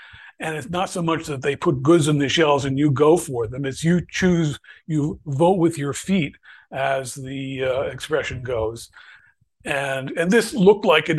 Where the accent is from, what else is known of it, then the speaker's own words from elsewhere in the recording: Bethlehem, Pennsylvania, United States; I'd actually worked for a little while for Bethlehem Steel Corporation, which was in my hometown